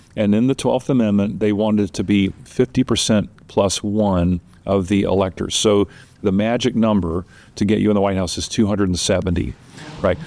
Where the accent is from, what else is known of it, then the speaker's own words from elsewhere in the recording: Georgia, United States; I'm from Georgia